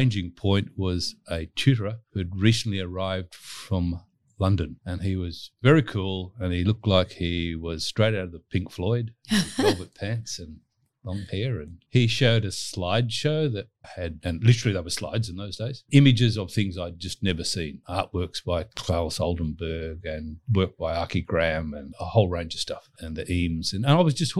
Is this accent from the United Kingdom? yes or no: no; Western Australia, Australia; I'm from Western Australia. I was born and bred there